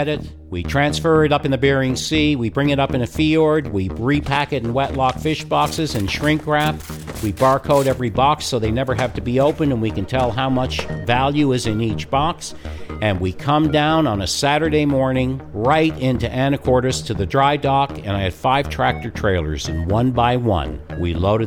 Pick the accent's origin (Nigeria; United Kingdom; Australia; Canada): Canada; Newfoundland and Labrador; I grew up with in Newfoundland